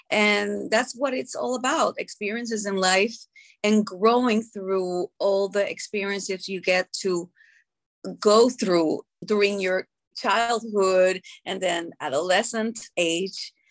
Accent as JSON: {"language": "English", "country": "Puerto Rico", "said": "I am from Puerto Rico"}